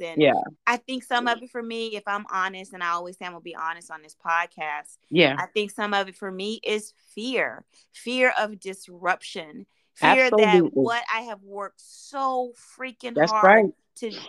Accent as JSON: {"language": "English", "region": "Midwest", "country": "United States", "said": "I'm from the Midwest"}